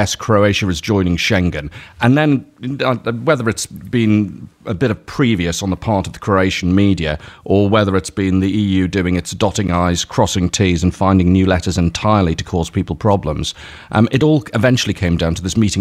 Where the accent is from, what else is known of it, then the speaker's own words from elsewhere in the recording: Liverpool, North West England, United Kingdom; now in Ljubljana, Slovenia; Liverpool, which is, of course, my hometown